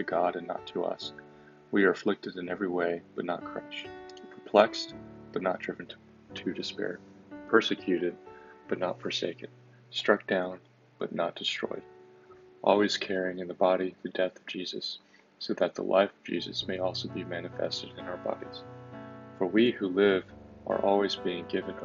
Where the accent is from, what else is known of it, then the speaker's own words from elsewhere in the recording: Austin, Texas, United States; I'm a senior from Austin, Texas